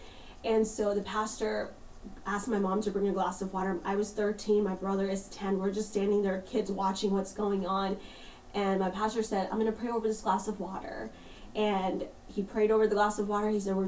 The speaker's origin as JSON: {"language": "English", "country": "India", "tie": "born there", "said": "So I'm Indian. I was born in India, so I have brown skin."}